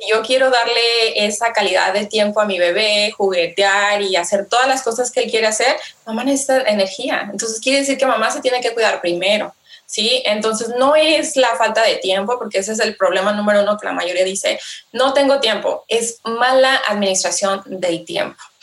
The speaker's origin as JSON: {"language": "Spanish", "country": "Mexico", "said": "como buena mexicana, eh, buena latina"}